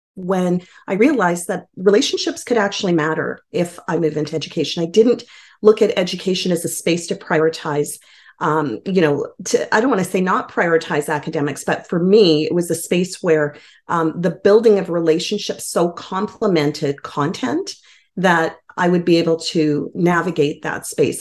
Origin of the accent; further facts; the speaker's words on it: Edmonton, Alberta, Canada; I uh, call myself a newcomer of over 40 years to Edmonton